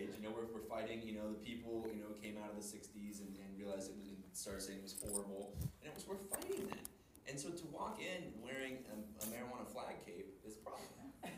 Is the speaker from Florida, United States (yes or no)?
yes; Florida, United States; I keep using Florida because I'm from Florida.